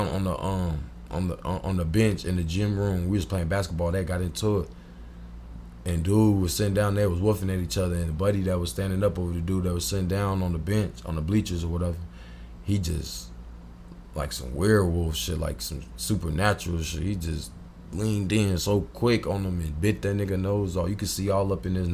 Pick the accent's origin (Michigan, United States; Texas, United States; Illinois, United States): Illinois, United States; Springfield; I'm from Springfield